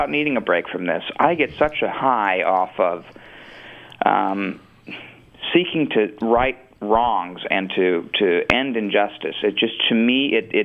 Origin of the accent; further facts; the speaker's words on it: Minnesota, United States; I'm from Minnesota